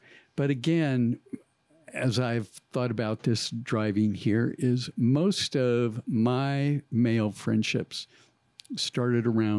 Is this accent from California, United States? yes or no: yes; Northern California, United States; moved away as an adult; also born or lived in Montana; this is Northern California